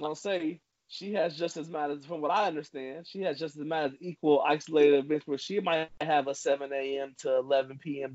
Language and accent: English; Trotwood, Ohio, United States; as a child growing up in Trotwood